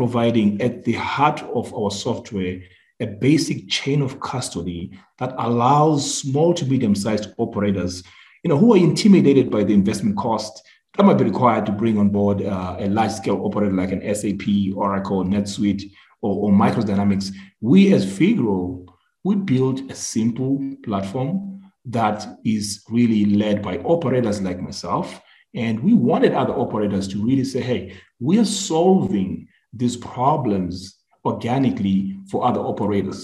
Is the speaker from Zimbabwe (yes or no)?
yes; Zimbabwe; moved away; also born or lived in Philadelphia, Pennsylvania, United States; I'm originally from Zimbabwe